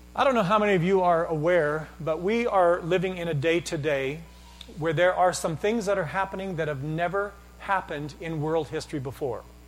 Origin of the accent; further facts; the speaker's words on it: Canada; I'm Canadian